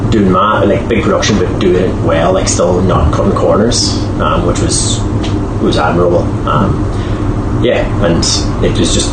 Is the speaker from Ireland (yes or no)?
yes; Creeslough, County Donegal, Ireland; moved away as an adult; also born or lived in Galway / Dublin / Melbourne, Australia; I grew up in Chrysler. And I suppose introduced Letterkenny via St. Junan's, that's where I went to school